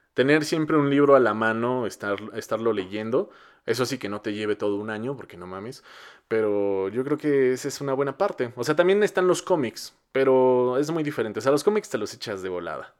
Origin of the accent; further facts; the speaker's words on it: Mexico; No hay consolas en mi país para comprar